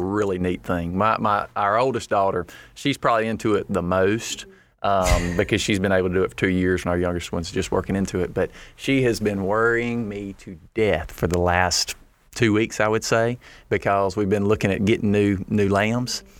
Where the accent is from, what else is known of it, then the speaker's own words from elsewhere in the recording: Lake Providence, Louisiana, United States; we're from Northeast Louisiana, from Lake Providence, and we farm rice, corn, and soybeans.